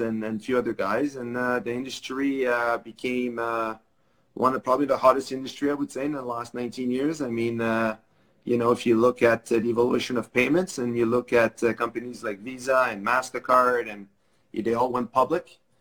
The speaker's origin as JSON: {"language": "English", "town": "Laval", "region": "Quebec", "country": "Canada", "tie": "born or raised there", "first_language": "French", "second_language": "English", "said": "I grew up in Laval. Um, both of my parents do not speak English"}